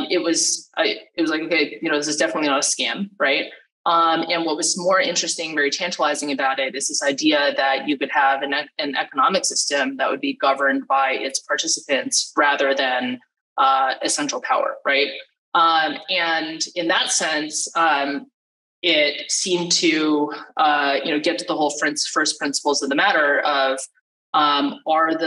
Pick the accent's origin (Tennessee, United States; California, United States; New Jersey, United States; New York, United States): California, United States; I'm from California originally